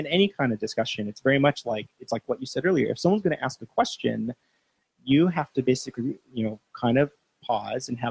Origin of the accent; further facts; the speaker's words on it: United States; me as an American